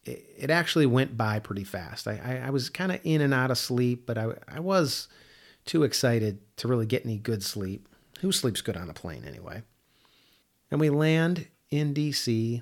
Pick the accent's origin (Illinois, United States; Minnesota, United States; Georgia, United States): Illinois, United States; Chicago; I grew up in the Midwest, in Chicago, and, you know, I don't know trees.